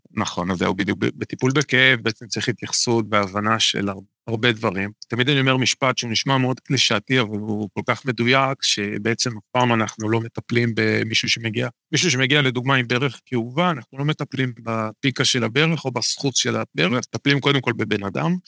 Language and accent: Hebrew; Kiryat Bialik, Haifa District, Israel; now in Kiryat Tiv'on, Israel; גדלתי לא רחוק מפה, גדלתי בקריות בקריית ביאליק